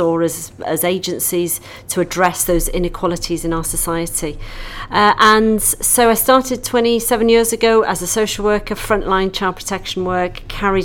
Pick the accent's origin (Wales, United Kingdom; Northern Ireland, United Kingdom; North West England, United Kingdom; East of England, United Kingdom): Wales, United Kingdom; North; also born or lived in London; now in Mid Wales, United Kingdom; I was born in North Wales